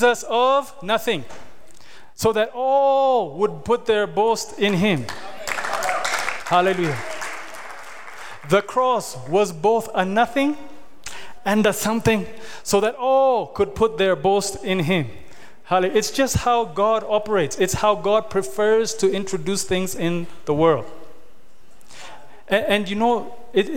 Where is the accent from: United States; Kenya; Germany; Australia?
Kenya; now in Ethiopia; When I grew up in Kenya